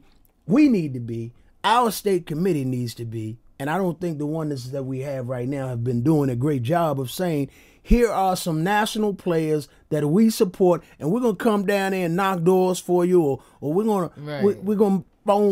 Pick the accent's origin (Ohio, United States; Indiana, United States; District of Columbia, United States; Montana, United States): District of Columbia, United States; Washington; I'm a native Washingtonian